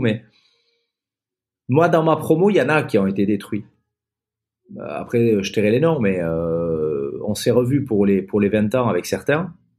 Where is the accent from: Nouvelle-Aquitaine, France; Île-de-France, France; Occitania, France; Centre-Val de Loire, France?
Nouvelle-Aquitaine, France; Basque Country; also born or lived in Toulouse; je suis né à Toulouse, j'ai émigré tout bébé au Pays Basque, où mes hum. parents venaient très souvent en vacances, et finalement ils m'ont emmené tout petit